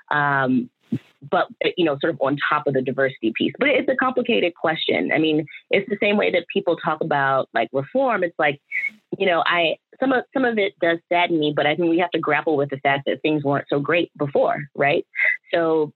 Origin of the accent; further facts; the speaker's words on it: Washington, District of Columbia, United States; also born or lived in Durham, North Carolina; I'm born and raised in Washington, DC